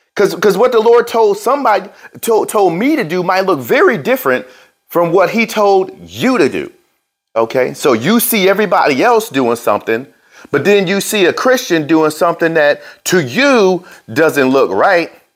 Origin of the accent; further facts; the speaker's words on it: New Jersey, United States; I was born in New Jersey